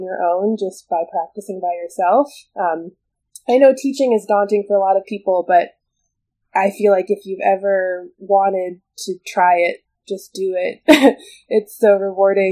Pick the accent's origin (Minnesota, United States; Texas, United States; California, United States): Minnesota, United States; Bloomington; moved away as an adult; now in Chicago, United States; I actually was born in Chicago, where I live now, but I grew up in Minnesota